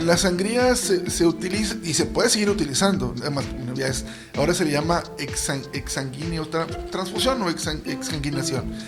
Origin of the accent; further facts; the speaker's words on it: Monterrey, Nuevo León, Mexico; yo mis orígenes y, donde me mantengo actualmente trabajando es en la colonia moderna. Una colonia popular aquí en Monterrey